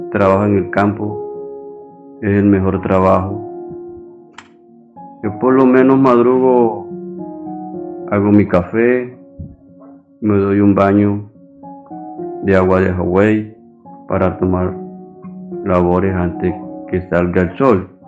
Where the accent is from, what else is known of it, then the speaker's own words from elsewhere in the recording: Santo Tomás, Atlántico, Colombia; tengo 78 años, soy de Santo Tomás Atlántico, pero mi parcela la tengo en Olubito, una vereda.